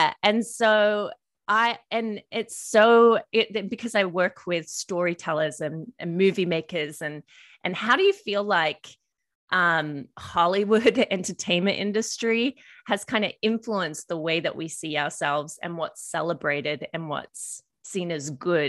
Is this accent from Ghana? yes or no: no; Australia; moved away as an adult; also born or lived in United States; I've lived in America nearly 8 years and part of my accent has changed. And I think because, I mean, it's getting more Australian as I'm back here